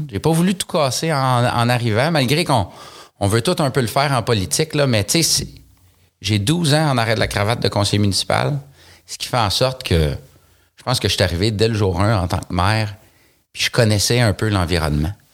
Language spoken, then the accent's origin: French; Saint-Lin–Laurentides, Quebec, Canada; Je suis né à Saint-Laurentide. Euh, ça fait, euh, j'allais dire 39 ans, là, mais j'ai eu 40 ans il y a quelques jours. Donc, ça fait maintenant 40 ans et quelques jours que j'habite euh, dans cette ville-là